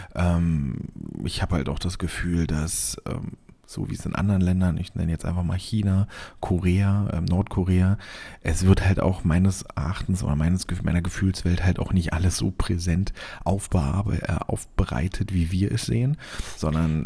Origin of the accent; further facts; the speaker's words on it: Germany; als Deutscher